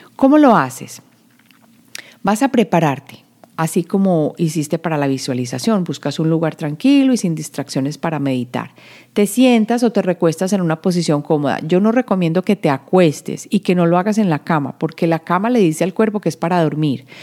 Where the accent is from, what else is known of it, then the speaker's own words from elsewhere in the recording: Medellín, Antioquia, Colombia; yo que vengo de Medellín